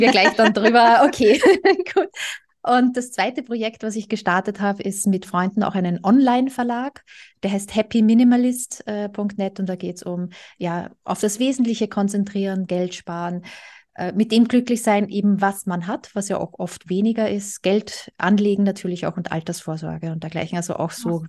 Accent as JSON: {"language": "German", "country": "Austria", "moved": "yes", "said": "Ich komme ursprünglich aus Österreich"}